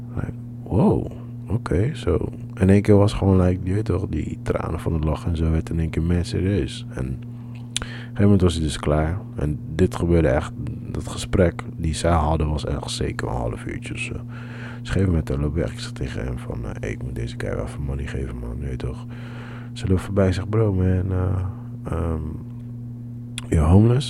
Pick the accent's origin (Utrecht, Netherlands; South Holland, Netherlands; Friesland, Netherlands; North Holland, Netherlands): North Holland, Netherlands; Amsterdam; We zeggen: ja, Amsterdam.